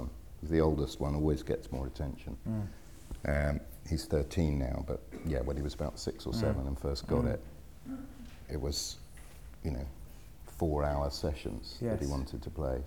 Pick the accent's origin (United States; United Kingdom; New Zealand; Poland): United Kingdom; Wimbledon, London; I grew up in Wimbledon. My early years were spent in Wimbledon.